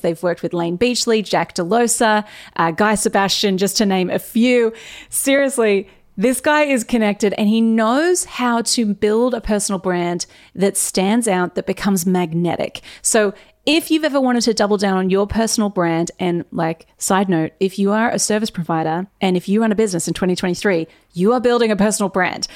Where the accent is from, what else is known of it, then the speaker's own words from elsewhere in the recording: Newcastle, New South Wales, Australia; we are both from Newcastle. And yes. you also went to Warners Bay High, and I went to Warners Bay High.